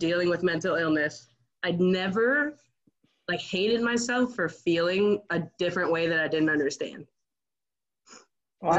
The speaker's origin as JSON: {"language": "English", "region": "Arizona", "country": "United States", "also_born_or_lived": "Iowa", "moved": "as an adult", "said": "I'm from Arizona"}